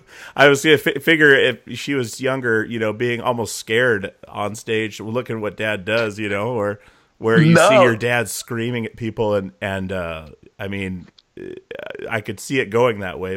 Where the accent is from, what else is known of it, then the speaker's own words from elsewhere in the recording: Alaska, United States; moved away as an adult; also born or lived in Longview, Washington / Portland; I was born in Longview, Washington, 4 months old, moved to Alaska. So I've never been able to say I was born there, but that was – I mean, that's where I grew up.